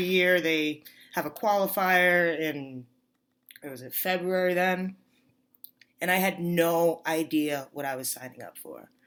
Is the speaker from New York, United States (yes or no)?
yes; New York, United States; moved away as an adult; now in Arizona, United States; I grew up in New York.